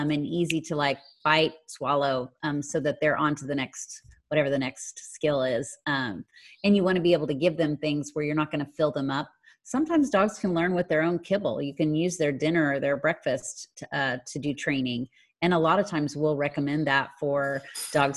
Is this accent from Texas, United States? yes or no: yes; Houston, Texas, United States; now in Pflugerville, United States; they are in the Houston area. And that was my hometown